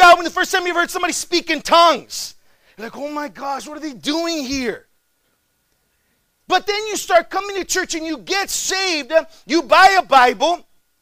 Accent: McAllen, Texas, United States; moved away as an adult; also born or lived in Chicago, Illinois; I'm originally from McAllen, Texas. It's about another 3.5 hours south of here.

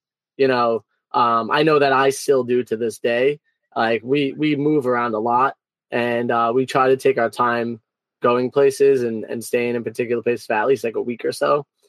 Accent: New York City, New York, United States; moved away; also born or lived in Florida; I grew up in Brooklyn, in New York, and it was an amazing place to grow up.

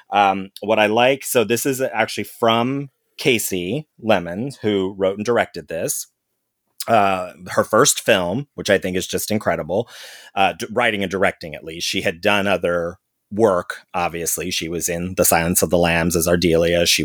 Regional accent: St. Louis, Missouri, United States; when I grew up in St. Louis, I was in a black world. I didn't know any white people.

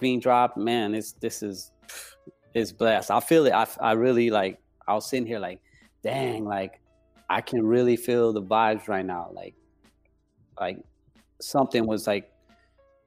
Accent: El Paso, Texas, United States; also born or lived in Las Vegas, Nevada / Chihuahua, Mexico (ancestry); now in Los Angeles, United States; growing up in El Paso, I didn't grow up with my culture

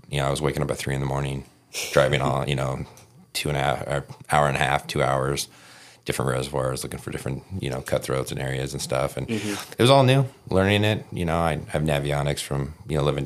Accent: Southern California, United States; moved away as an adult; now in Utah, United States; growing up in Southern California

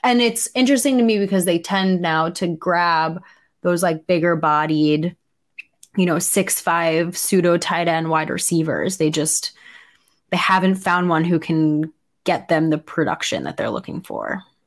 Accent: New Yorker, United States; as a New Yorker

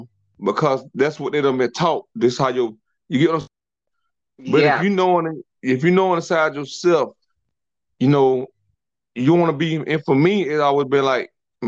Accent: South Georgia, United States; I'm from South Georgia. We from soul food land

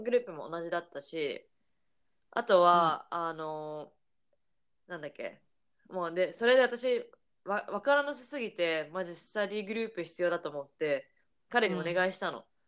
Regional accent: Japan; first language Japanese; moved away as an adult; now in Boston, United States; 国際結婚で私が日本人で

